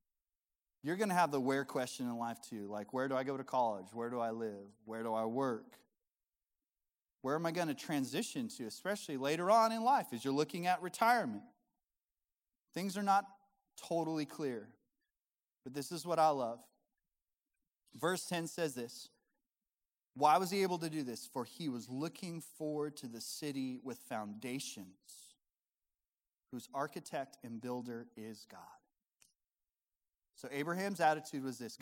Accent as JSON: {"language": "English", "region": "Colorado", "country": "United States", "tie": "born or raised there", "said": "I was born and raised in Colorado"}